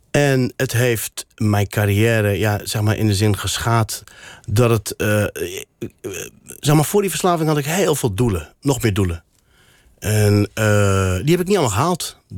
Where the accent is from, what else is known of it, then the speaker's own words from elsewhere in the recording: Morocco; first language Berber; Dutch is a second language; now in Netherlands; Dat is ook mijn, mijn moedertaal, Berbers. Je hebt Berbers en Arabisch.